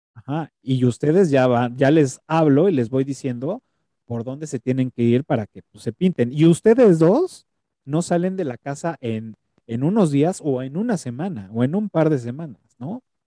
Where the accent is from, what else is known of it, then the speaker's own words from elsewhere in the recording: Mexico; traemos como, como cultura mexicana